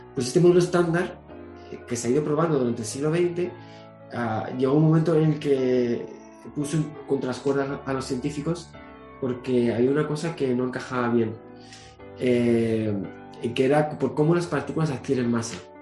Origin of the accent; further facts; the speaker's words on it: Canary Islands, Spain; mi tierra, Canarias